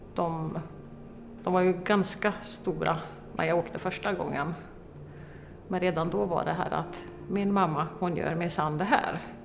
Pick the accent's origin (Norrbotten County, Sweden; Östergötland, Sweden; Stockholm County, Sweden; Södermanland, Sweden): Östergötland, Sweden; Malmslätt; Jag är uppvuxen i Malmslätt